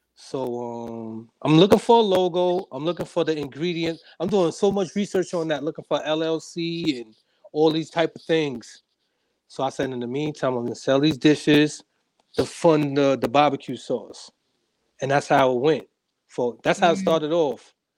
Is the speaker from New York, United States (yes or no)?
yes; New York City, New York, United States; from Harlem, New York. Uh, raised in a single parent home